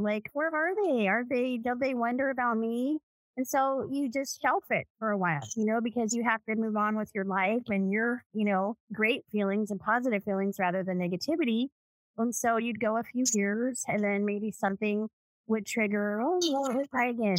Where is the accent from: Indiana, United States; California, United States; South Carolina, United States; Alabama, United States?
California, United States; Los Angeles; now in Las Vegas, United States; I was born in 1970 in Southern California, LA. I was adopted.